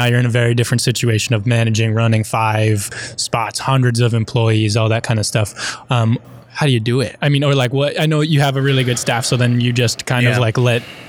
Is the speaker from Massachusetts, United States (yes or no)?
yes; Cape Cod, Massachusetts, United States; being from New England? I'm from the Cape